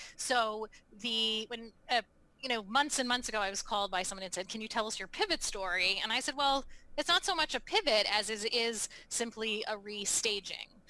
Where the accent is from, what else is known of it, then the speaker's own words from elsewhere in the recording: Baltimore, Maryland, United States; now in New England, United States; I grew up in Baltimore, Maryland